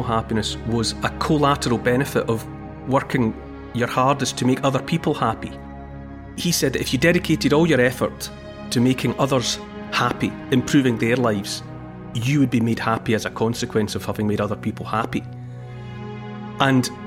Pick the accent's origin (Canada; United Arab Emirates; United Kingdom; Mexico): United Kingdom; Dumfriesshire, Scotland; I grew up in Dumfriesshire. That's where I spent most of my childhood.